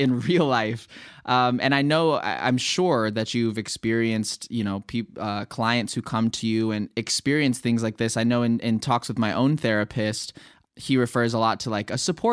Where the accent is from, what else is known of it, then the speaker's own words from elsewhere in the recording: Los Angeles, California, United States; moved away as an adult; also born or lived in New York; growing up in Los Angeles and, you know, living with my family and turning 18, moving to New York